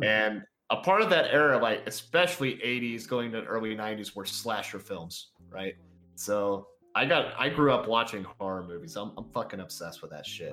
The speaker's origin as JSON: {"language": "English", "region": "Texas", "country": "United States", "tie": "born or raised there", "said": "I'm from Texas"}